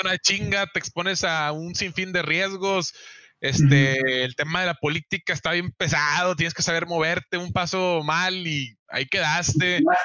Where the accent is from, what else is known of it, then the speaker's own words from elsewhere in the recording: Mexico; yo tuve la oportunidad de ir como único mexicano